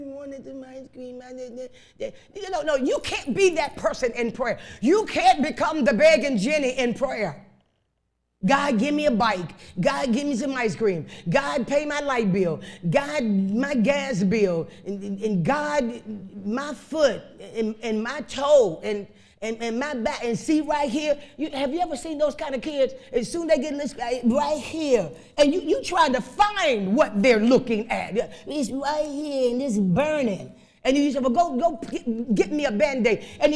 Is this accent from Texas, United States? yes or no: no; Chicago, Illinois, United States; I was raised up in Chicago on the west side